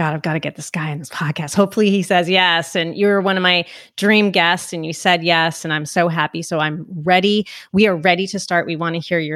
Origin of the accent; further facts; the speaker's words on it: New Jersey, United States; New Jersey, I'm a Jersey girl too